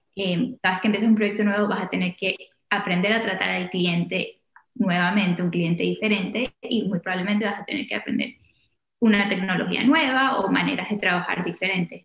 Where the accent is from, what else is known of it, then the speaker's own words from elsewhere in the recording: Caracas, Capital District, Venezuela; moved away as an adult; also born or lived in Washington, D.C., United States; now in United States; nací y crecí en Caracas. A los 18 me vine a estudiar a, Estados Unidos.